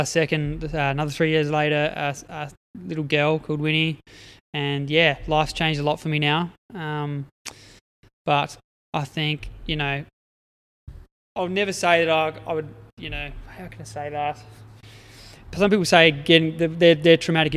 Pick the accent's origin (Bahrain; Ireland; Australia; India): Australia; Adelaide Hills, South Australia; moved away as an adult; also born or lived in Eyre Peninsula; I grew up in the Adelaide Hills